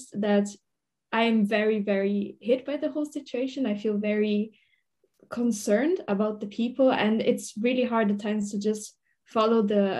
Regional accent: Italy; moved away as an adult; now in The Hague, Netherlands; I'm from Italy, but I'm currently doing my master's in the Netherlands, in The Hague

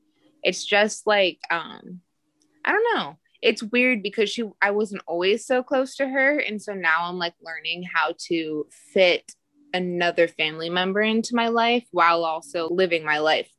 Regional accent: Portland, Oregon, United States; I was adopted from Portland, Oregon, and I grew up in Portland, Oregon, too.

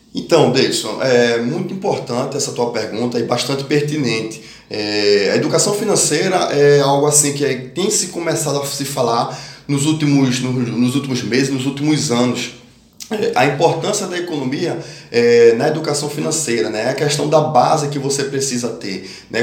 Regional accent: Brazil; also born or lived in Pernambuco / Norway

